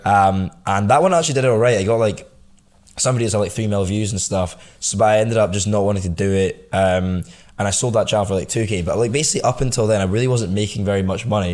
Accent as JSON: {"language": "English", "region": "Scotland", "country": "United Kingdom", "tie": "born or raised there", "said": "grew up in Scotland all, all my life"}